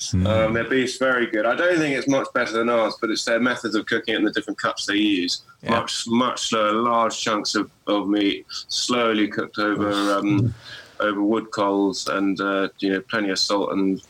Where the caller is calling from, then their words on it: South East England, United Kingdom; Yeah. I am. I'm in West Sussex. Not too far from Goodwood.